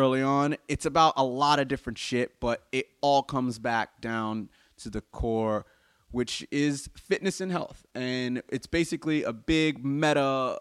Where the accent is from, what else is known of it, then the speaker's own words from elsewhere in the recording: United States; I'm obviously American